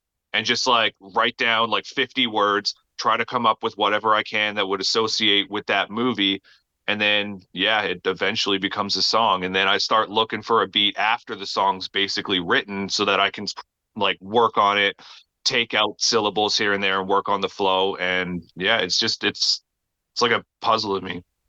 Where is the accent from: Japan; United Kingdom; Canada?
Canada; Newfoundland and Labrador; now in Alberta, Canada; And then I moved to Alberta from Newfoundland. I'm Canadian, by the way, for anybody who didn't know that already.